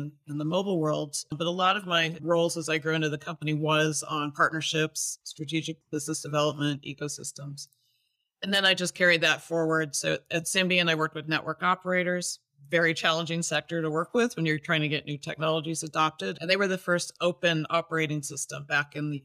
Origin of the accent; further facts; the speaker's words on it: United States; moved away; also born or lived in Toronto, Canada / Vancouver, Canada; I'm actually originally from the States